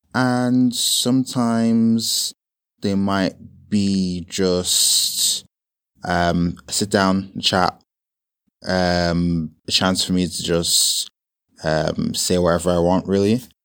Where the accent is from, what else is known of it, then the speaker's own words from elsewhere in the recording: Dublin, Leinster, Ireland; moved away as an adult; now in London, United Kingdom; born and raised in Ireland, believe it or not, in a small town called Dublin